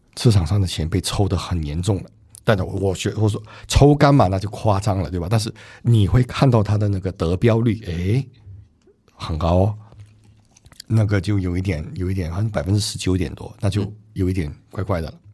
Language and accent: Chinese; Singapore; 我新加坡人嘛